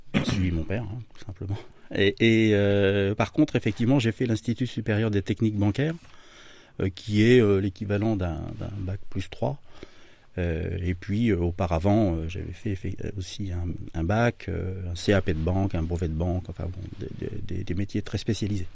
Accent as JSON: {"language": "French", "town": "Amboise", "region": "Centre-Val de Loire", "country": "France", "tie": "born or raised there", "said": "je suis Tourangeau, amboisien pour être très précis et fier de l'être. donc originaire de la région Centre-Val de Loire"}